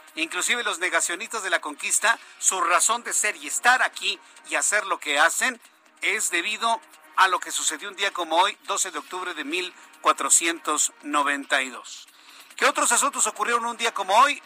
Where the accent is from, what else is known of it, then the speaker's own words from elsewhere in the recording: Mexico; como mexicanos